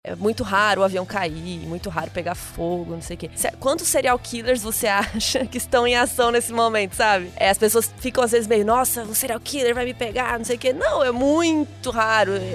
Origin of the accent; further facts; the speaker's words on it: Cuiabá, Mato Grosso, Brazil; sou de Cuiabá, minha família é goiana, mineira